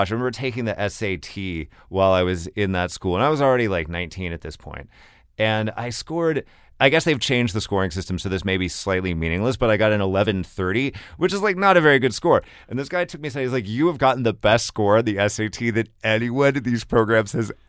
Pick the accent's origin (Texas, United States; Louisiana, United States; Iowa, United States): Texas, United States; as a Texan